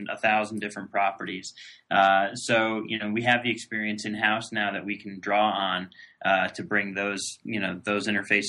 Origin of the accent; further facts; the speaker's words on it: Northeast, United States; I'm from the Northeast